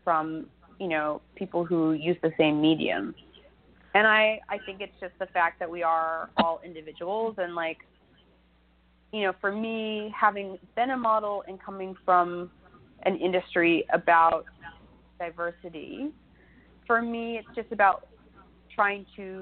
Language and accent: English; Ohio, United States; moved away; where I grew up, I was born in Ohio, and the Amish community that surrounded us